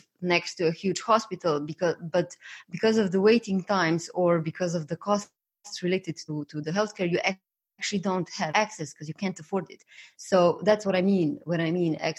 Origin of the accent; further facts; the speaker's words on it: Slovenia; I come from Slovenia and we have a public healthcare system.